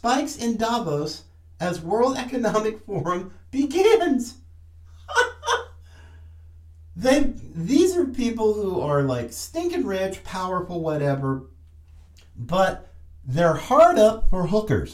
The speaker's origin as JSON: {"language": "English", "region": "North Carolina", "country": "United States", "tie": "born or raised there", "said": "coming from my home state, I'm a fifth generation Tar Heel and proud of it"}